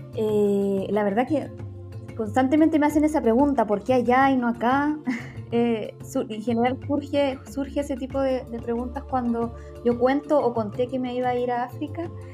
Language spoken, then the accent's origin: Spanish; Temuco, Araucanía, Chile; moved away as an adult; now in Santiago, Chile; actualmente vivo en Santiago, pero soy originaria de Temuco.